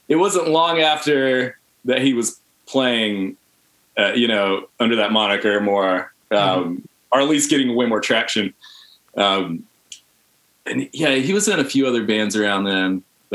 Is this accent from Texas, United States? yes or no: no; Hartsville, South Carolina, United States; moved away as an adult; also born or lived in Columbia, South Carolina; now in Charlotte, United States; I'm from Hartsville, South Carolina, originally.